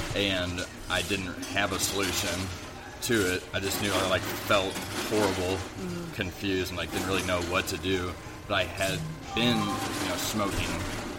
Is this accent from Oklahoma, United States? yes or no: no; Farmington, Missouri, United States; I'm from Farmington, yes.